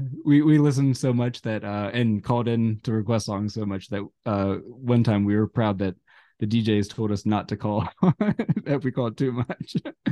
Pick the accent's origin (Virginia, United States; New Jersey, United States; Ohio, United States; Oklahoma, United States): Ohio, United States; Cincinnati; I think where I grew up in Cincinnati, just out of Cincinnati, we had a really great radio station out of Miami University.